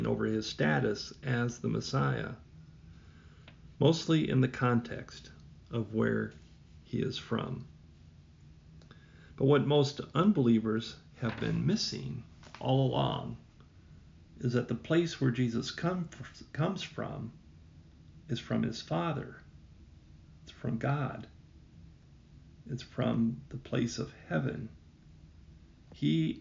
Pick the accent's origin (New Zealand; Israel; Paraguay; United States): United States; Northwest Iowa; moved away; I'm from Northwest Iowa